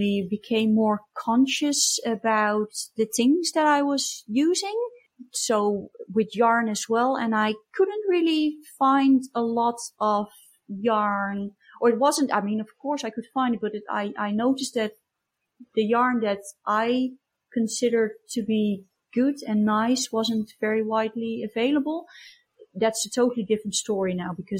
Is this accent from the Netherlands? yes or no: yes; Breda, North Brabant, Netherlands; now in Germany; I was born in Breda, and that's in the south of Holland, near the Belgian border